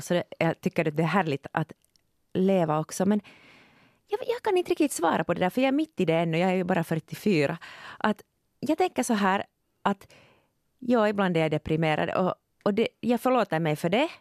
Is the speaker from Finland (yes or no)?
yes; Finland; jag är född i Finland